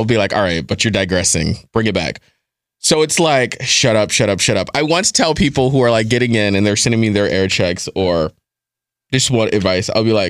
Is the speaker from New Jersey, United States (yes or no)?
yes; Rahway, New Jersey, United States; also born or lived in Elizabeth; In Elizabeth and then in Rahway.